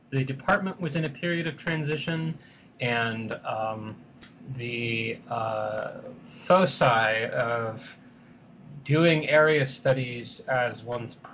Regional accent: San Francisco, California, United States; now in Pittsburgh, United States; Uh, I'm originally from San Francisco, but if you ask me where my hometown is, I depending on what depending on depending on the context in which I'm asked, I will either say Philadelphia or Pittsburgh or Sendai, Japan.

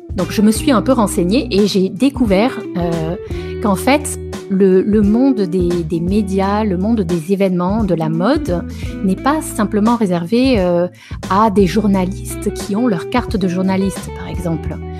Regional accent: south of France, France; moved away as an adult; also born or lived in Paris; now in Italy; je suis originaire du sud de la France.

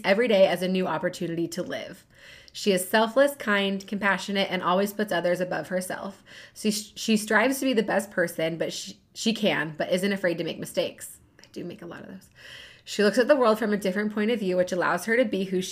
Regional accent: Kansas City, United States; we did grow up in Kansas City

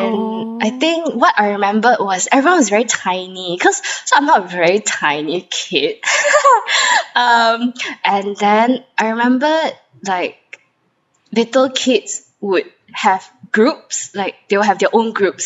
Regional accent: Brunei; I grew up in Brunei

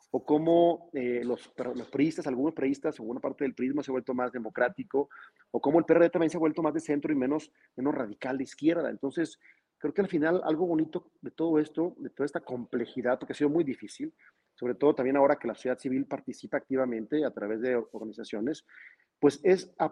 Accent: Mexico; pero al final todos somos mexicanos, a todos nos importa nuestro país, todos amamos este país

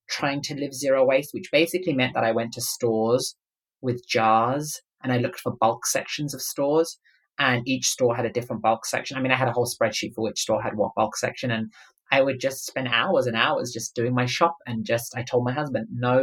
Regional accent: London, United Kingdom; I grew up in London

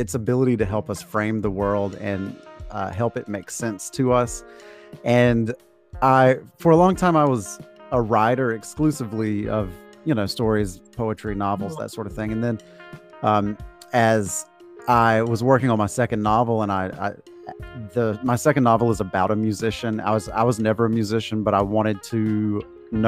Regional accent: Georgia, United States; moved away as an adult; now in North Carolina, United States; I was born and raised in Georgia, and went to college there and worked there for a few years

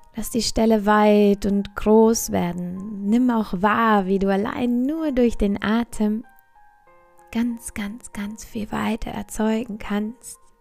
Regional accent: Bavaria, Germany; hier bei uns in Bayern

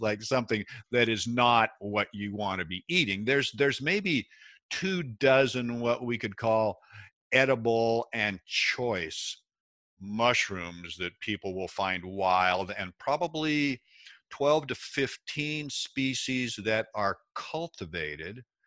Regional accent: Seattle, Washington, United States; I was born and raised in Washington State, uh, Seattle is where I grew up

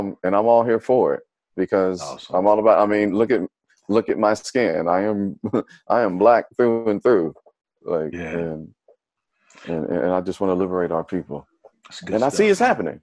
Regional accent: Dayton, Ohio, United States; Originally from, born and raised in Dayton, Ohio, the birthplace of funk music

